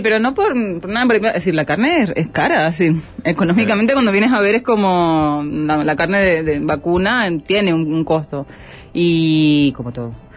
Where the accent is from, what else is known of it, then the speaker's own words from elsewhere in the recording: Holguín, Cuba; moved away as an adult; also born or lived in Havana; now in Uruguay; Holguinera, eh, todo mi, mi crecimiento